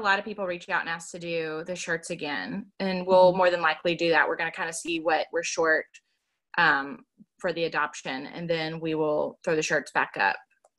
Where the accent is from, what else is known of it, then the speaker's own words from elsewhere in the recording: Alabama, United States; I mean, I'm from Alabama, so I get it.